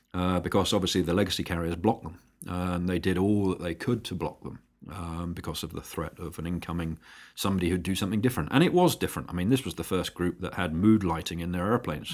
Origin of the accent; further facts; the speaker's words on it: United Kingdom; also born or lived in San Francisco, United States; as a Brit in the Bay Area, you do stand out a little.